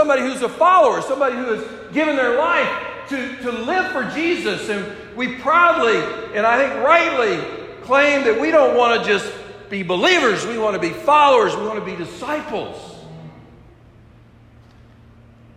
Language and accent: English; the South, United States; I grew up in the South